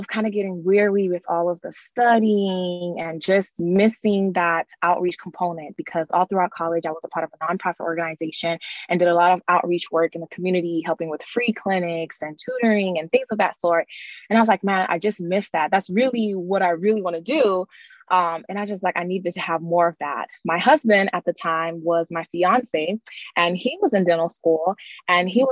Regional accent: Miami, Florida, United States; I'm originally from Miami, Florida

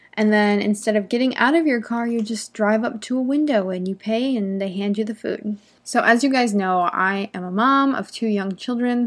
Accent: United States; I'm an American English teacher from here in the United States

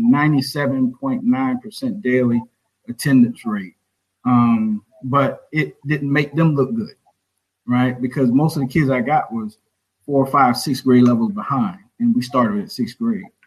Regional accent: Orangeburg, South Carolina, United States; born or raised there

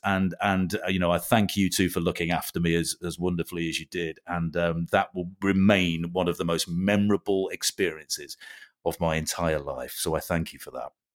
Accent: England, United Kingdom; being English

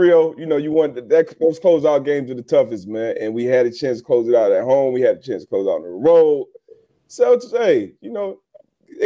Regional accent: Miami, Florida, United States; my hometown Heat

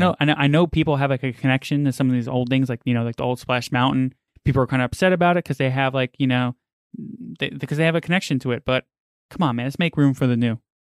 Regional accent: New York City, New York, United States; now in Florida, United States; I grew up in New York, right by Coney Island

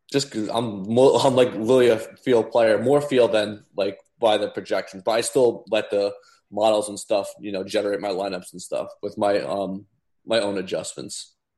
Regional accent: New Jersey, United States; I was born and raised in New Jersey

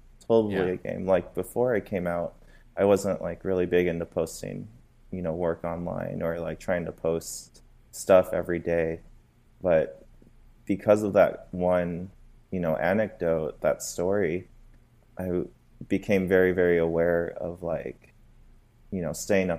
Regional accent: Phoenix, Arizona, United States; moved away as an adult; now in Los Angeles, United States; I'm from Phoenix, Arizona.

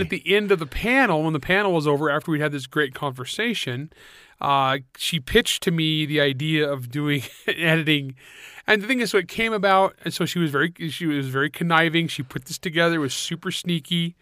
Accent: United States; I'm an American.

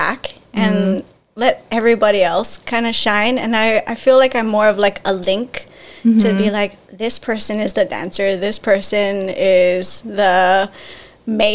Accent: Laie, Hawaii, United States; the Tahitians, Samoan, Tongans, Fijians that I grew up with in La'i

